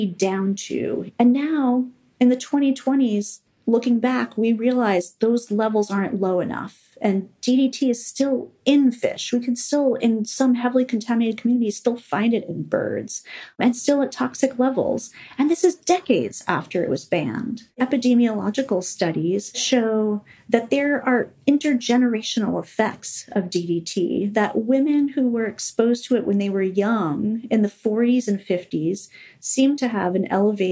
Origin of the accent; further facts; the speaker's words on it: California, United States; my home state of California